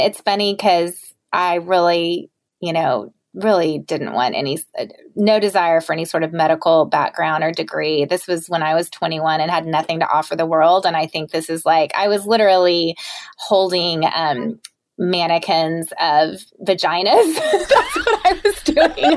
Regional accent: the South, United States; I am from the South and my mom was a stay at home mom

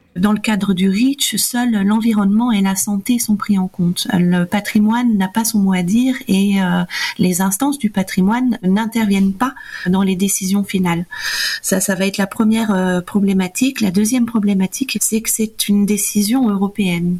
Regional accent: Italy; moved away as an adult; now in France; je viens d'Italie. J'ai une éducation sexuelle à partir de l'école primaire

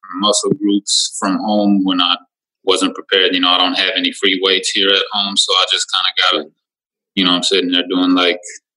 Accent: Minneapolis, Minnesota, United States; I'm born and raised in Minneapolis, Minnesota, enrolled in Leech Lake

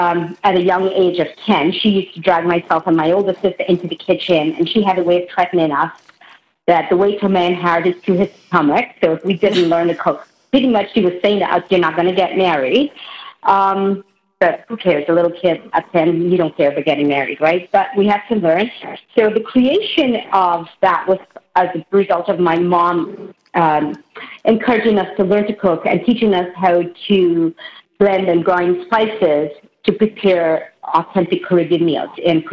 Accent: Indiana, United States; So I was born in Indiana, and I grew up with a family where both my mom and dad owned their own businesses.

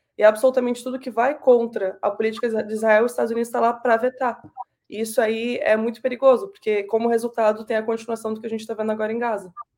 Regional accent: Pelotas, Rio Grande do Sul, Brazil; moved away as an adult; now in Canada; eu e os três mais novos nascemos no Brasil, e a minha vida toda, até os meus 18 anos, mais ou menos, eu fiquei em Pelotas, no Rio Grande do Sul

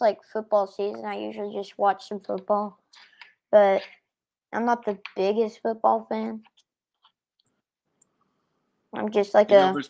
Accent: Knoxville, Tennessee, United States; I was born in Knoxville.

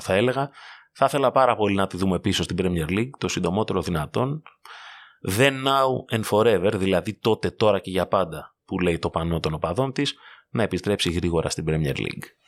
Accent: Greece; ως Έλληνες

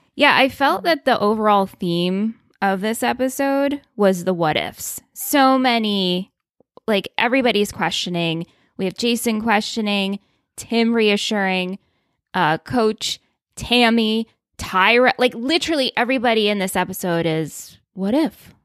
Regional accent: New York, United States; in my mind as being a New Yorker

